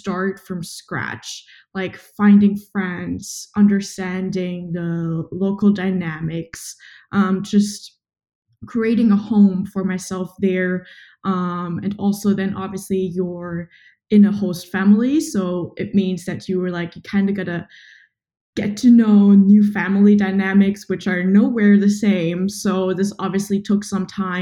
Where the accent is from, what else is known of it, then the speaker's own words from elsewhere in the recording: Southern Germany, Germany; moved away as an adult; now in Berlin, Germany; from Germany, very close to where you're from, actually, which is so funny, in the south of Germany.